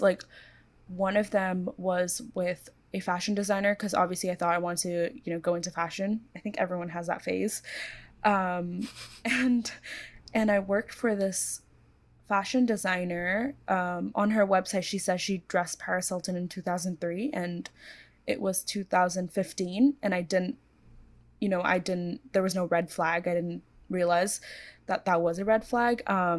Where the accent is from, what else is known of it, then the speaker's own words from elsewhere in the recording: Hong Kong; also born or lived in India / Korea / United States; So I was born in India, but I grew up in Korea for a few years and then mostly Hong Kong.